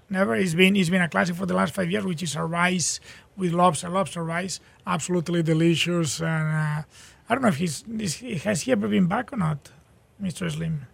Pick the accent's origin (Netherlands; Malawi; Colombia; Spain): Spain; Barcelona, Catalonia; now in Houston, United States; we're from Barcelona